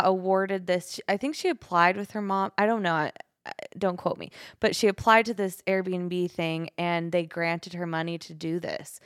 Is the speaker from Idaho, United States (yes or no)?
yes; Twin Falls, Idaho, United States; also born or lived in San Francisco; I grew up in Twin Falls